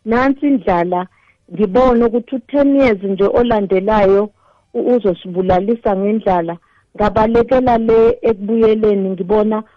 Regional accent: KwaZulu-Natal, South Africa; moved away as an adult; also born or lived in Gauteng / Limpopo; ngiwumZulu ngizalwa le eNatali ngishadelwa kubapedi

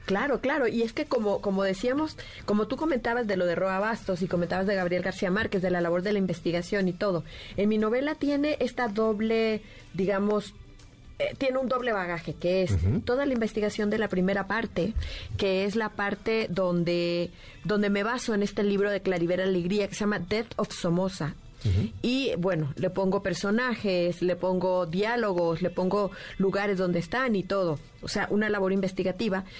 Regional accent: Managua, Nicaragua; yo nací en el 68, corrí el año de 1968 en Managua, Nicaragua.

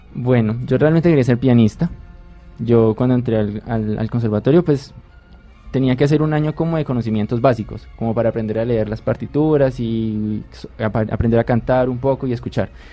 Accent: Popayán, Cauca, Colombia; Yo soy de Popayán

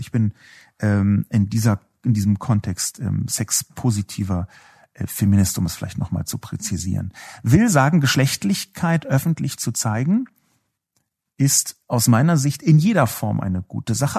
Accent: Berlin, Germany; ich bin ja selbst aus West-Berlin

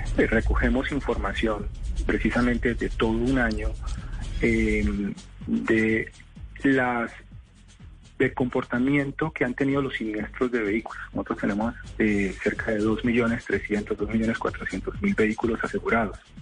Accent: Colombia; estamos viviendo como colombianos una tragedia silenciosa

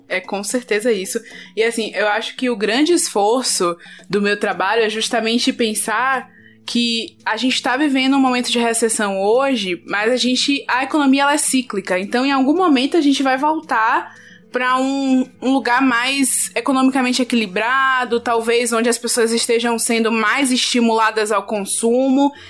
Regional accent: Valença, Bahia, Brazil; Eu sou de Valença

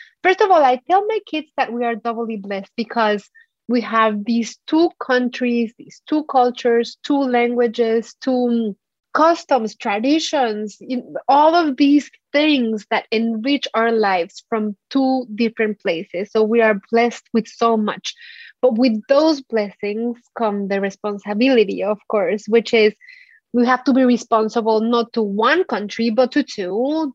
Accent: Mexico City, Mexico; English is a second language; moved away as an adult; now in United States; Mealtimes in Mexico, growing up in Mexico City, were always a feast and a gathering

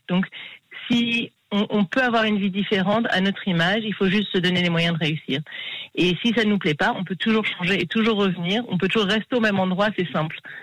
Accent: Paris, Île-de-France, France; moved away as an adult; also born or lived in Costa Rica / Israel / United States; en grandissant à Paris

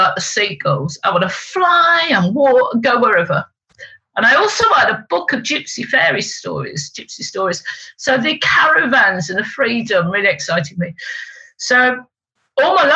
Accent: Leicester, East Midlands, United Kingdom; also born or lived in West Moors, Dorset / Essex; I was born. And then they moved back to Leicester. And we moved into a council estate in Leicester because council estates were the green gardens after the war. And I was brought up in a council estate

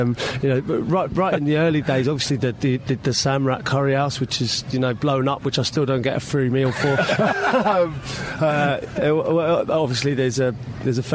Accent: London, United Kingdom; I'm from Ealing, so, you know, I used to train at QPR as a 9-year-old

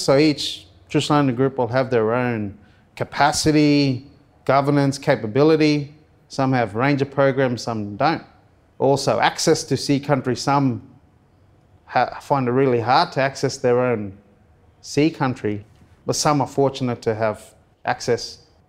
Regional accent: Cairns, Queensland, Australia; After high school, I moved away from Cairns

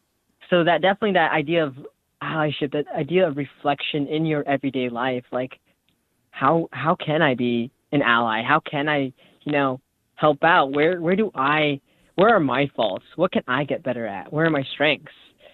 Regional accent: Storm Lake, Iowa, United States; I was in my hometown. I was in my hometown right next to the lake, the, you know, Storm Lake, what we're named after.

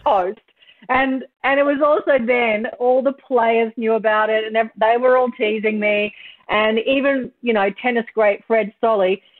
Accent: Kingaroy, Queensland, Australia; I'm from Kingaroy in country Queensland.

